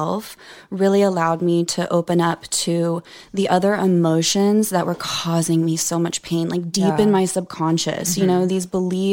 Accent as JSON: {"language": "English", "region": "Oklahoma", "country": "United States", "tie": "born or raised there", "moved": "as an adult"}